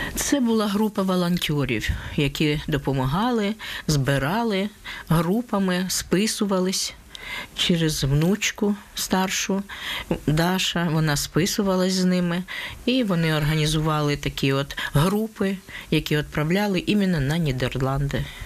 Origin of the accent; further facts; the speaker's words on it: Donetsk, Donetsk Oblast, Ukraine; moved away as an adult; now in Netherlands; Я з Донецька працювала магазині